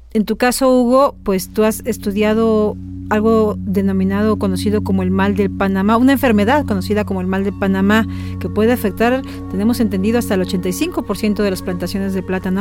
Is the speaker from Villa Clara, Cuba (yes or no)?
yes; Santa Clara, Villa Clara, Cuba; moved away as an adult; now in Mexico; soy de Santa Clara, Villa Clara